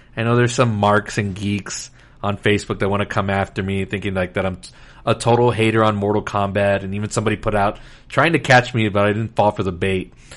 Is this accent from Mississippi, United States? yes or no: no; Laredo, Texas, United States; I'm from Laredo, Texas, so I remember seeing this. We used to have a movie theater in the mall